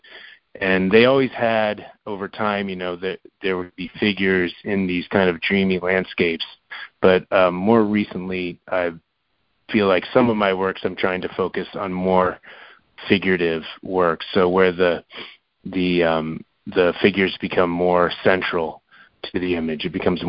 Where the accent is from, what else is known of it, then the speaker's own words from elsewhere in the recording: Florida, United States; moved away; also born or lived in New York; I grew up in Florida, so I lived in New York for, you know, quite a while